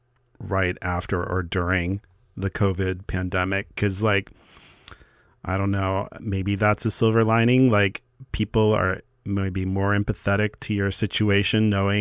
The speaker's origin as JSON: {"language": "English", "region": "Midwest", "country": "United States", "said": "I come from the Midwest"}